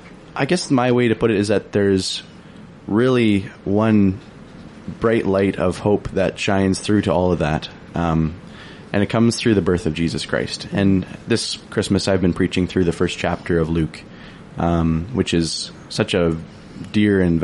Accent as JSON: {"language": "English", "town": "Smithers", "region": "British Columbia", "country": "Canada", "tie": "born or raised there", "moved": "as an adult", "lives_now": "Prince George, Canada", "said": "I grew up in the Balka Valley."}